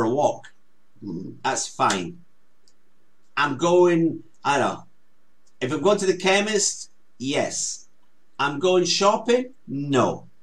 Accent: Scotland, United Kingdom

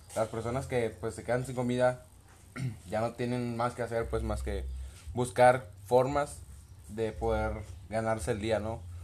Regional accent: Mexico; como muchos mexicanos

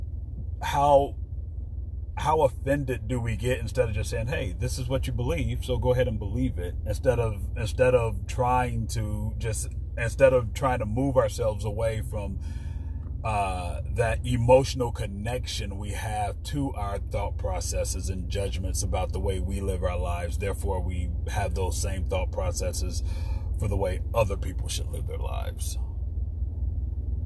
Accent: Chicago, Illinois, United States; I grew up in Chicago. You don't put ketchup on hot dogs

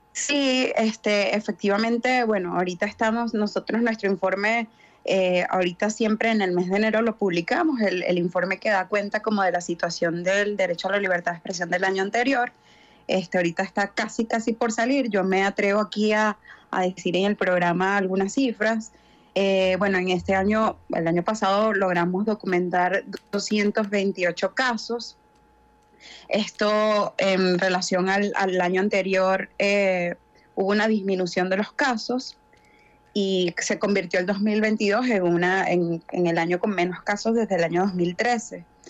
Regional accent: Venezuela; una sociedad como la nuestra, como la venezolana

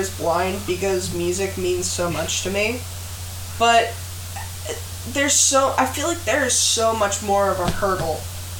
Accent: United States; As an American, I think a British accent is better.

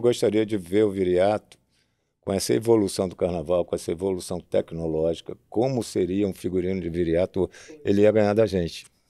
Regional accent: Niterói, Rio de Janeiro, Brazil; eu nasci em Niterói

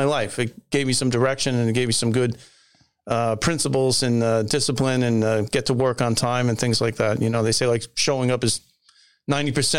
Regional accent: Long Island, New York, United States; also born or lived in Massachusetts; I grew up on Long Island

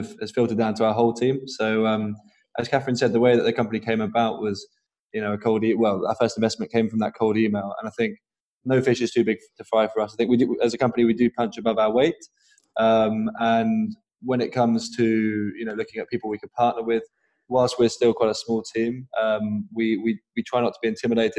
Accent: Norwich, East of England, United Kingdom; I'm from Norwich originally

